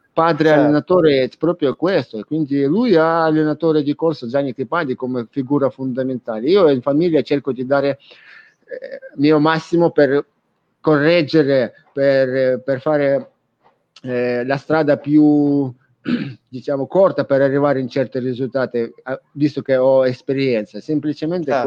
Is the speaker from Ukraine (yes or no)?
yes; Ukraine; Italian is a second language; now in Italy; Sono ucraino